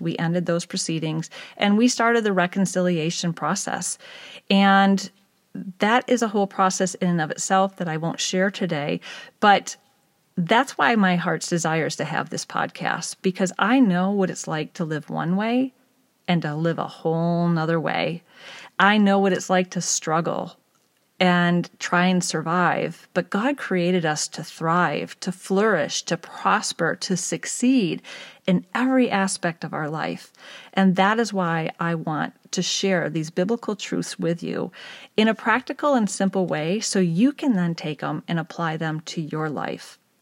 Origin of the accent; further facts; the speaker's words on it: East Lansing, Michigan, United States; moved away as an adult; also born or lived in Pittsburgh, Pennsylvania; I grew up in Michigan in the country next door to my grandparents' farm in East Lansing area